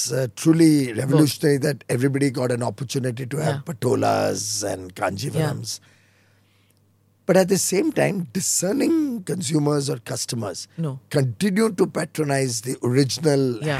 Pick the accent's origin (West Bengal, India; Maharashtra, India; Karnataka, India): Maharashtra, India; Mumbai; See, I come from Mumbai. I've lived there all my life from for the last 6 decades.